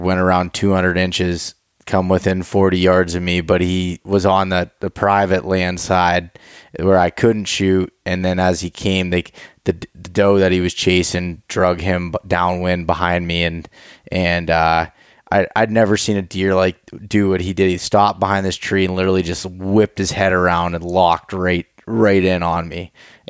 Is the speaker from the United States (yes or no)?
yes; Pennsylvania, United States; I'm from Pennsylvania